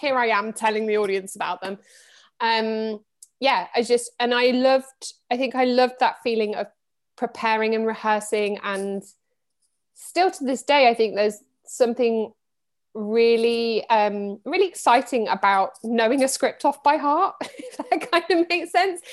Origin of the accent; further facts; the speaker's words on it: Midlands, United Kingdom; also born or lived in Reading; I grew up in the Midlands. I was actually born in Reading.